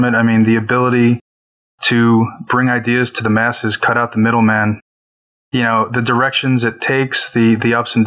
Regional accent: Woodbridge, New Jersey, United States; I'm from Woodbridge, New Jersey

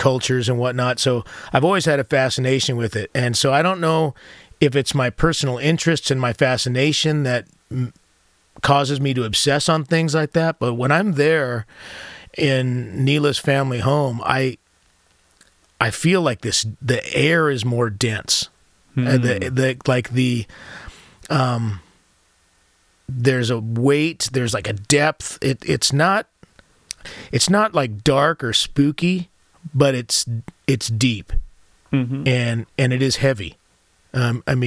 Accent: United States; being American

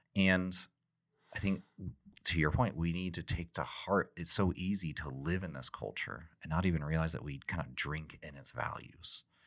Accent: Texas, United States; when I grew up in Texas

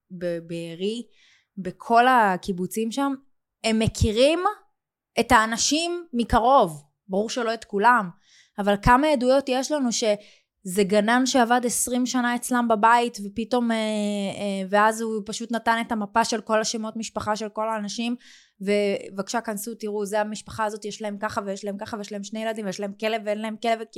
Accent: Israel; born there; בחרתי לגור פה, בישראל. את יודעת, בחרתי בעל כורחי, נולדתי פה

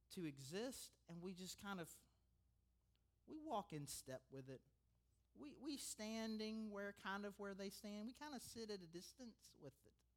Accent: United States; I'm an American

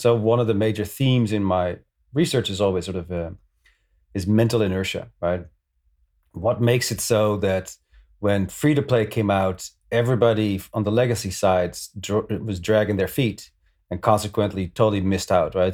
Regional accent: Netherlands; moved away as an adult; now in New York, United States; I'm originally from the Netherlands. I escaped twenty years ago

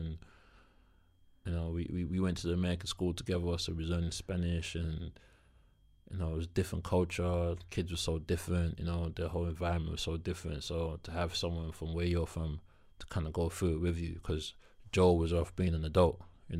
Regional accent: South East England, United Kingdom; And we're both from Kent.

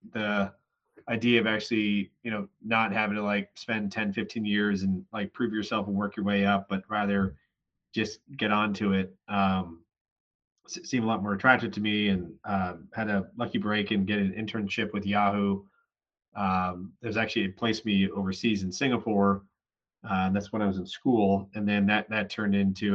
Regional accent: San Francisco, California, United States; also born or lived in Syracuse; I was born in San Francisco, grew up in the Bay Area

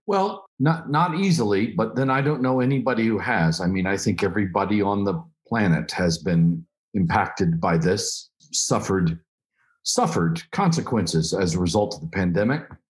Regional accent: Oklahoma, United States; I'm from Oklahoma

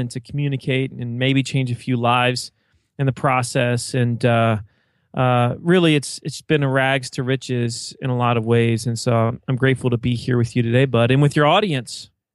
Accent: eastern Virginia, United States; accent: Southern twang; I'm from Virginia, and, uh, I would say it's, it's the eastern side of the state. I live right on the Chesapeake Bay, and it's a very rural town

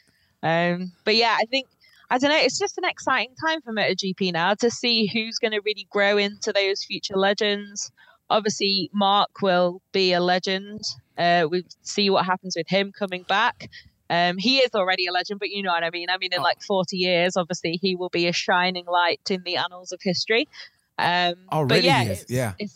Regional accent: United Kingdom; being British

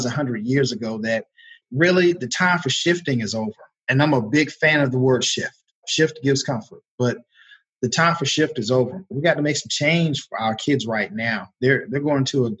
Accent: Georgia, United States; moved away as an adult; also born or lived in North Carolina; Proud North Carolinian for 13 years. But I was born and raised in Georgia, so I'm happy to be back home

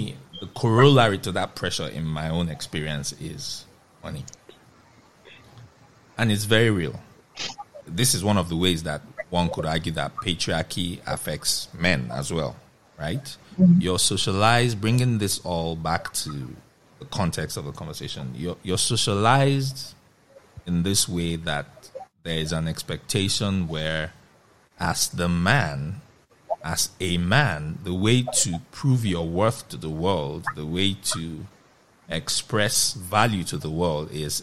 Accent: Nigeria; a Nigerian living in Nigeria at this moment in time

